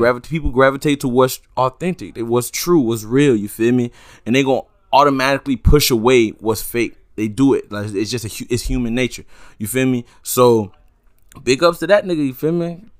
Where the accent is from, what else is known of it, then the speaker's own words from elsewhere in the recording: Sunland, Broward, Florida, United States; I grew up in Sunland